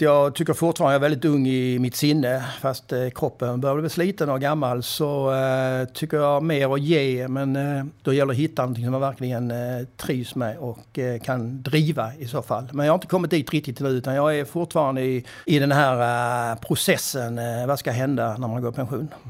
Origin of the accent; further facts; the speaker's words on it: Kärraberga, Skåne, Sweden; moved away as an adult; also born or lived in Skövde / Stockholm; Min första adress var Kärraberga. Det är ingen som vet var det ligger, men det är en eh, liten, liten by mellan Åstorp och Kvidinge här i nordvästra Skåne.